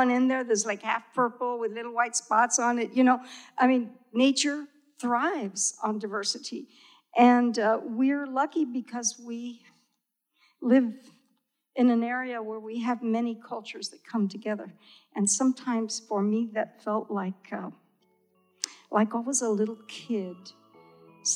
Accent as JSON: {"language": "English", "region": "Texas", "country": "United States", "tie": "born or raised there", "said": "I grew up in Tex y Mex, you know? We spoke half English, half Spanish."}